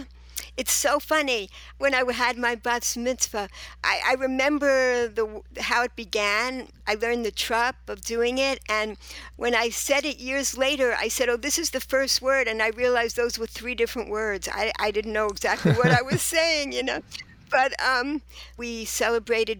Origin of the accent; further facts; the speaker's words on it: New York City, New York, United States; moved away as an adult; also born or lived in Israel; I was born and raised in Rego Park, Queens, New York